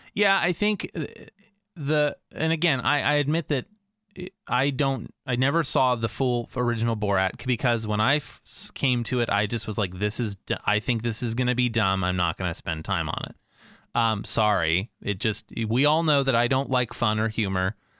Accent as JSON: {"language": "English", "country": "United States", "said": "as an American"}